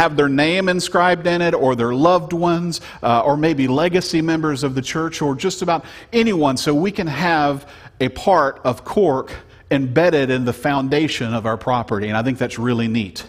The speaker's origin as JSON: {"language": "English", "region": "Louisiana", "country": "United States", "tie": "born or raised there", "said": "I was born and bred in Louisiana"}